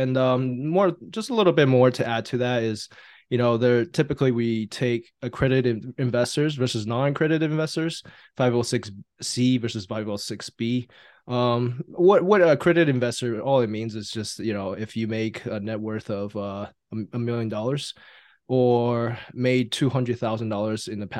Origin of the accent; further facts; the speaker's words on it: Taiwan; now in United States; I'm an immigrant from Taiwan, and they brought us over to America to, you know, give us the opportunity to live out the American dream.